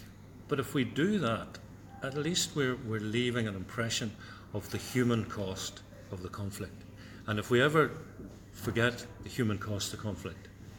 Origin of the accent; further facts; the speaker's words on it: Northern Ireland, United Kingdom; I grew up through the Troubles. And here's my experience of growing up in Linadoon with the army all and the police all over us.